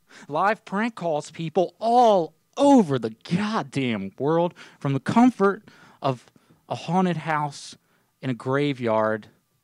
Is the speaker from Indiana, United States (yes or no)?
no; Kentucky, United States; y'all. I'm from Kentucky, as you can tell.